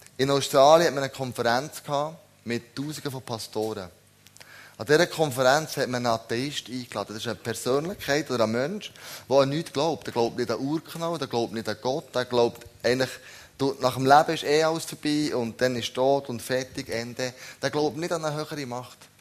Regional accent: Switzerland; wir als Schweizer

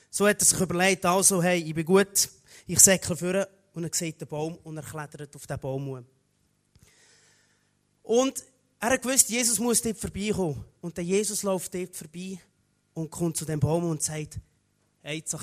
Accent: Aargau, Switzerland; ursprünglich komme ich vom, vom Aargau, genau, nur kurz. Ein Aargauer bin ich.

